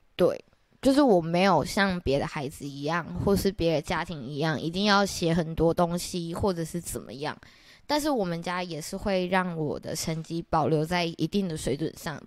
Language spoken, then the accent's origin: Chinese; Taiwan; also born or lived in United States; 我是在美国出生的，就标准的 A B C 哦，也没有标准哦，其实那时候其实我很早就回来